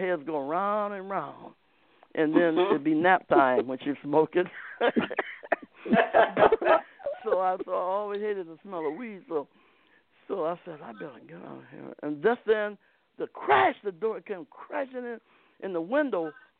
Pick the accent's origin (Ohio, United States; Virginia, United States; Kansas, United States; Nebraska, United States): Ohio, United States; Akron; moved away; Akron, Ohio